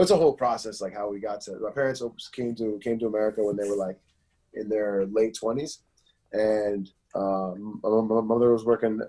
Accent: Philadelphia, Pennsylvania, United States; also born or lived in Chester, Pennsylvania; I was born in Philadelphia, and then I moved out to Chester for a little bit

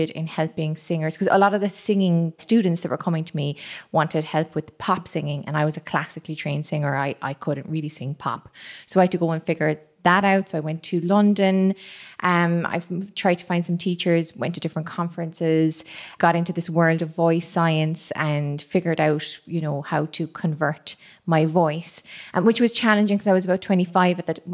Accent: Cameroon; also born or lived in Madagascar; I'm from Cameroon and Madagascar

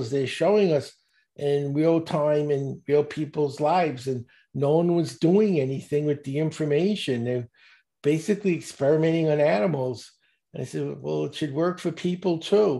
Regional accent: New York City, New York, United States; I grew up in Brooklyn, and not a good part. I was in the projects.

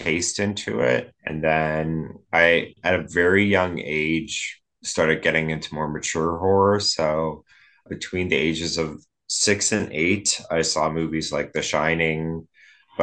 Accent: Edmonton, Alberta, Canada; I'm from Edmonton, Alberta. I live in Edmonton, Alberta

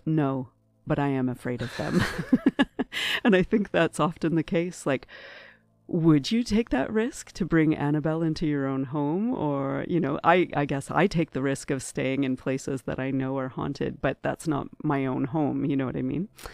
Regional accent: Ottawa, Ontario, Canada; moved away as an adult; now in Toronto, Canada; I'm originally from Ottawa, and, uh, uh, only, uh, four years ago, moved to Toronto.

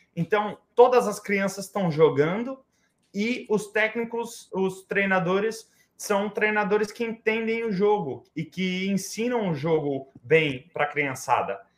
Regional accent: Oakland, California, United States; moved away as an adult; also born or lived in Poughkeepsie, New York / New York City; now in New York, United States; eu cresci, eu cresci em Oakland, é, eu, eu estudei em Oakland, eu fiz tudo, tudo lá até os 18 anos

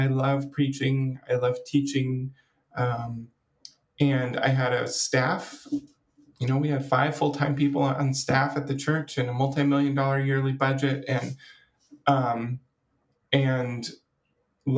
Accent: Washington, United States; now in California, United States; I grew up in Washington State as a part of a conservative Christian denomination

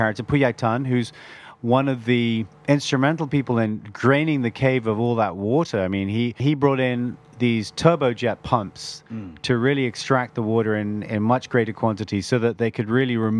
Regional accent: Bangkok, Thailand; born there; also born or lived in Ireland; As you said before, my father's actually Irish and my mother's Thai. And although I was born in Bangkok, I was also educated abroad.

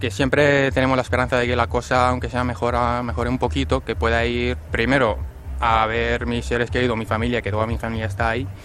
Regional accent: Syria; now in Spain; como has dicho, que vengo desde Siria, pues eh, la cosa es un poco más complicada que aquí.

